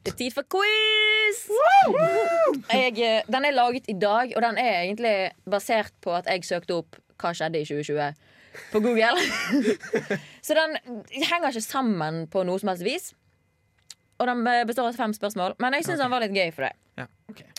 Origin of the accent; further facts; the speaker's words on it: Bergen, Vestland, Norway; man får mye tyn når man kommer fra Bergen